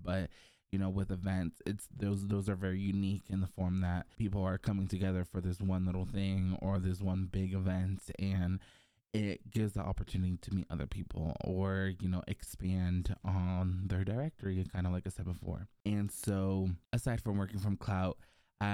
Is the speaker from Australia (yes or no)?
no; Mexico; also born or lived in Mexico City, Mexico; I was born in Mexico City, but I moved to the countryside at a very early age with my brother and my parents.